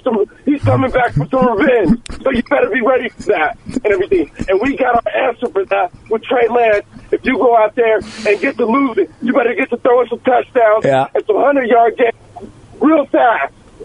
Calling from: San Jose, California, United States; from San Jose.

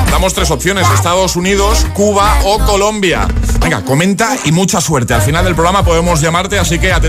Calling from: Granada, Andalusia, Spain; buenos días, agitadores. Soy … de Granada.

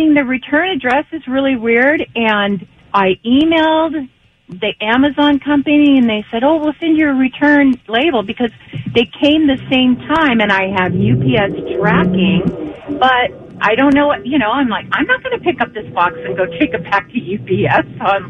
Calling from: Upland, California, United States; I am calling from Upland.

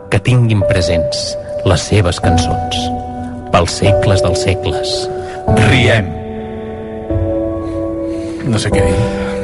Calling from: Vilanova i la Geltrú, Catalonia, Spain; de Vilanova i la Geltrú

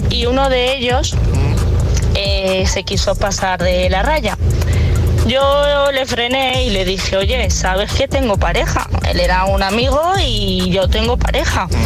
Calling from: Valencia, Valencian Community, Spain; Hola, buenos días. … de Valencia.

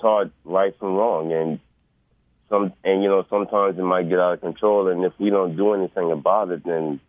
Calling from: New Orleans, Louisiana, United States; I'm calling from New Orleans, Louisiana.

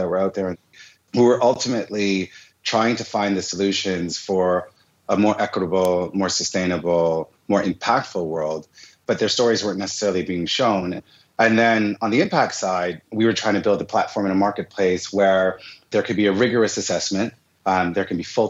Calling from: Montreal, Quebec, Canada; one of the two co-founders of Goody, and I'm calling from Montreal today.

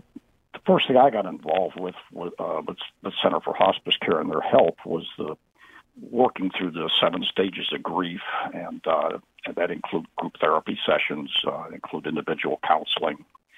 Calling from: East Lyme, Connecticut, United States; from East Lyme.

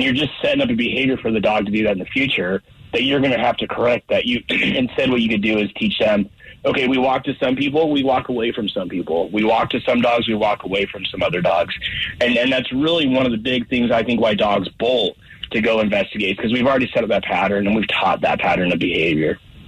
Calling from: Colorado Springs, Colorado, United States; Down in Colorado Springs today

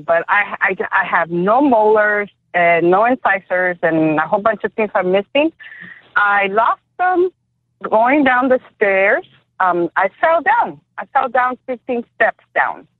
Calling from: Decatur, Georgia, United States; I am calling you from Decatur, Georgia

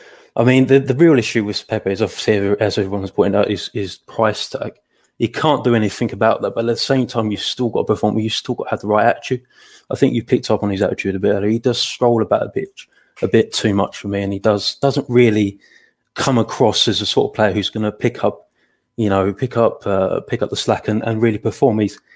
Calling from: Colchester, East of England, United Kingdom; I'm joining from Colchester, mate.

